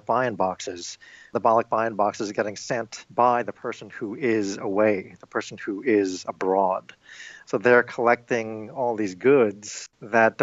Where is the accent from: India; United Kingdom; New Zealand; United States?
United States; New York; now in Illinois, United States; I am Filipino-American, and I was born and raised in New York